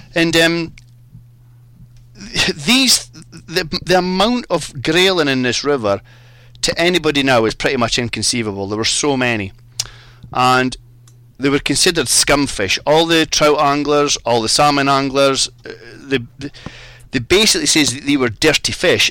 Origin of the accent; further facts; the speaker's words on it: Hawick, Scotland, United Kingdom; now in England; I was brought up in the Scottish borders